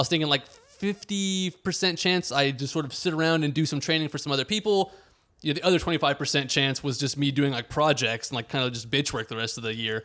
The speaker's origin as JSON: {"language": "English", "town": "Houston", "region": "Texas", "country": "United States", "tie": "born or raised there", "moved": "as an adult", "lives_now": "Washington, D.C., United States", "said": "growing up in the Greater Houston area"}